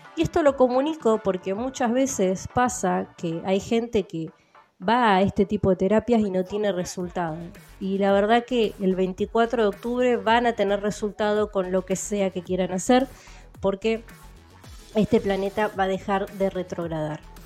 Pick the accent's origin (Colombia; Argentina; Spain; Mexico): Argentina; el idioma que hablo yo como argentina